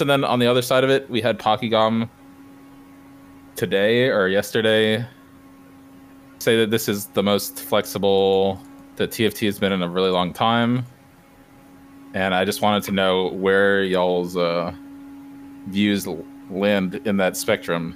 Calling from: Florida, United States; I'm calling in from Florida

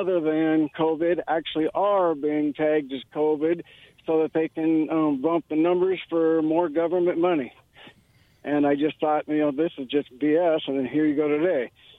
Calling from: Kennewick, Washington, United States; Hey, fellas. … from Kennewick.

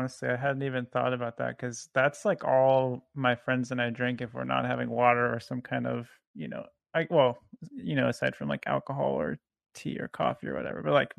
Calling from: Portland, Oregon, United States; I'm calling from Portland, Oregon.

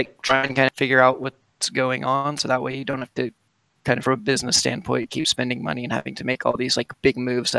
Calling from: Kansas City, United States; I'm calling from basically Kansas City.

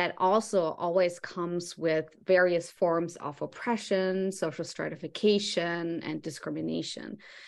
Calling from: New York City, New York, United States; I am calling you from Brooklyn, New York.

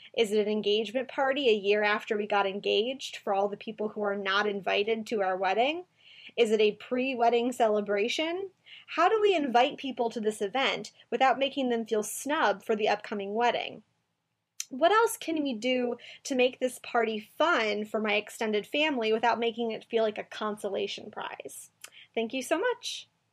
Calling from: Minnesota, United States; moved away as an adult; I'm calling you from Minnesota. I moved here five years ago from my hometown

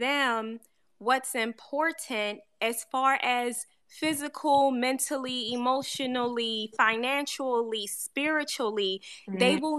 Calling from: Baltimore, Maryland, United States; No, I'm in Baltimore.

